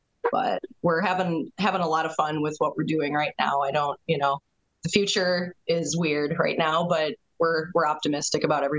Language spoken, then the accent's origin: English; Dubuque, Iowa, United States; moved away as an adult; also born or lived in Milwaukee; now in Des Moines, United States